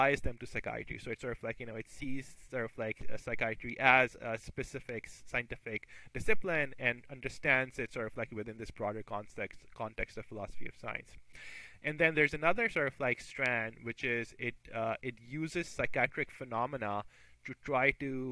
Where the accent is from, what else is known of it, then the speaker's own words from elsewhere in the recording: Pakistan; moved away as an adult; I grew up in Pakistan. That's where I did my med school as well.